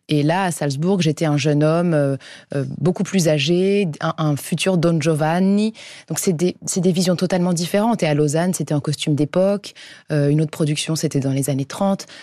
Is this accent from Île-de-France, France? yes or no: yes; Paris, Île-de-France, France; je suis parisienne